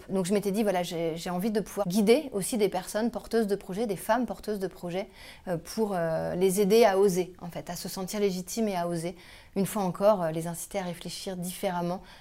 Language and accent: French; Quimper, Brittany, France; born there; also born or lived in Tours / Compiègne / Lille / Toulouse; je suis née à Quimper, au hasard d'une mutation de mon père. Euh, j'ai habité partout, j'ai habité à Tours, j'ai habité à Compiègne, j'ai habité à Lille, j'ai habité à Toulouse.